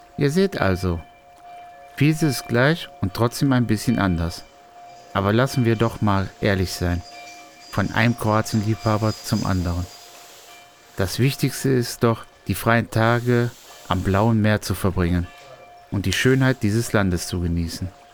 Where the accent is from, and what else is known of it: Germany